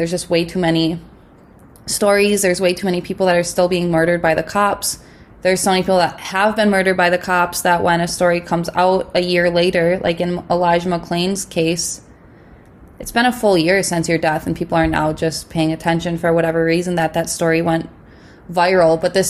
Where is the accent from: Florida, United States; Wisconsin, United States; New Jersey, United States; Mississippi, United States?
Wisconsin, United States; I'm from Wisconsin. I went to school at UW-Madison.